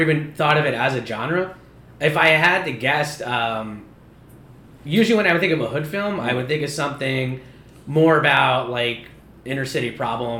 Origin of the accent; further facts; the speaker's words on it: Newburgh, New York, United States; I grew up in Newburgh, but I'm not hood, even though I went to high school in Newburgh